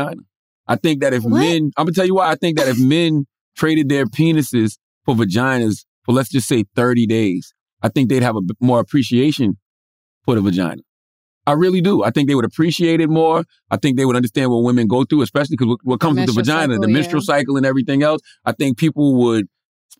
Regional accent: South Carolina, United States; I come from South Carolina

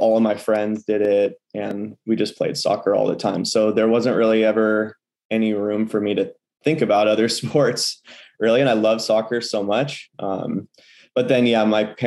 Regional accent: Port Townsend, Washington, United States; now in Seattle, United States; I grew up in Port Townsend, which is a small town on the Olympic Peninsula here in Washington State

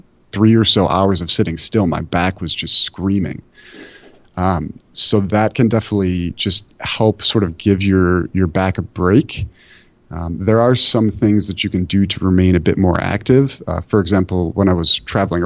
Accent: Buffalo, New York, United States; I'm from Buffalo where we have the worst public transit imaginable

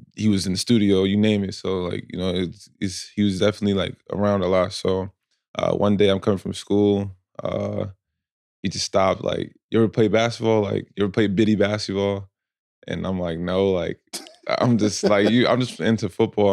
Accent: Asbury Park, New Jersey, United States; I'm from Asbury Park, New Jersey

